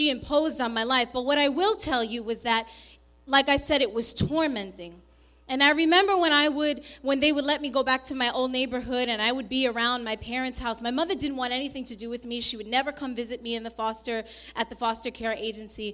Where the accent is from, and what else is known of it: New York, United States; born or raised there; also born or lived in Colombia